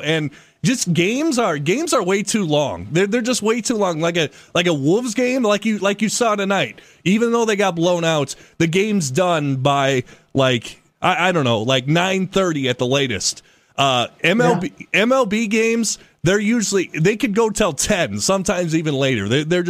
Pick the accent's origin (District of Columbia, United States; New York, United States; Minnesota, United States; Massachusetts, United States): Minnesota, United States; everyone growing up in Minnesota is a Vikings fan.